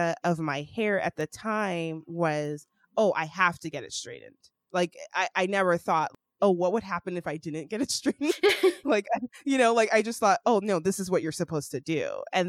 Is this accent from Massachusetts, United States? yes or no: no; Sacramento, California, United States; also born or lived in Atlanta, Georgia; I grew up in Sacramento, which is a predominantly white city.